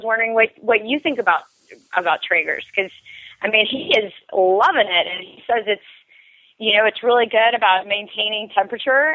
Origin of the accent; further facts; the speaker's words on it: North Carolina, United States; I'm from North Carolina.